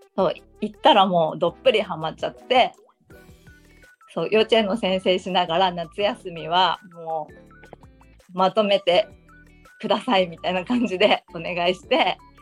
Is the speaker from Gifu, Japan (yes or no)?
yes; Gifu, Japan; moved away as an adult; now in Uruma, Japan; 沖縄に移住して6年目です。岐阜出身です。